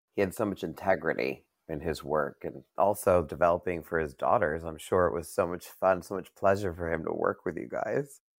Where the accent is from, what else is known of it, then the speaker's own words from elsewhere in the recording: New York, United States; now in Los Angeles, United States; I'm from New York. I moved here.